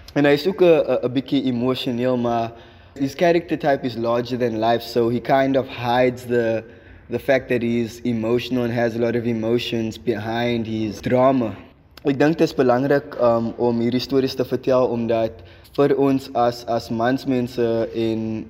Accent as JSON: {"language": "Afrikaans", "town": "Atlantis", "region": "Western Cape", "country": "South Africa", "said": "ek is van Atlantis"}